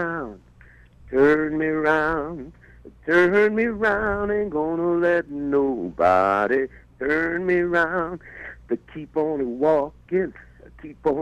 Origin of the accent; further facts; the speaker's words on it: New York City, New York, United States; growing up in the Bronx